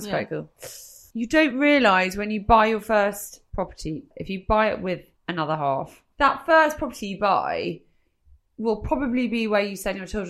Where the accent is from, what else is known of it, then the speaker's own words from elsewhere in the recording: London, United Kingdom; Well, I'm a Londoner